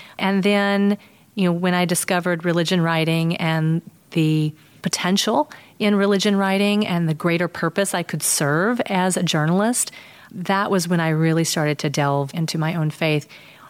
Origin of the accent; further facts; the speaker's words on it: United States; also born or lived in North Carolina / Texas; now in Chicago, United States; I grew up in North Carolina and Texas